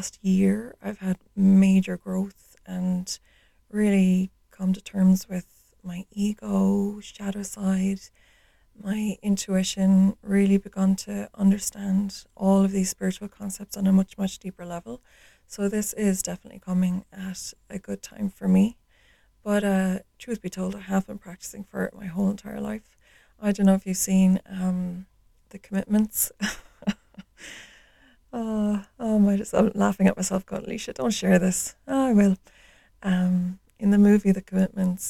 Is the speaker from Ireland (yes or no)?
yes; Ireland; So I grew up in Ireland. I live in the west of Ireland